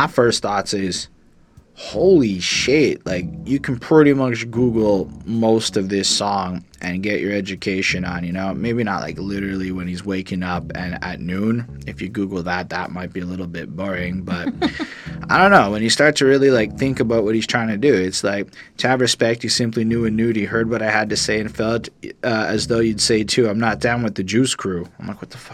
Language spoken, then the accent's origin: English; Canada; as a Canadian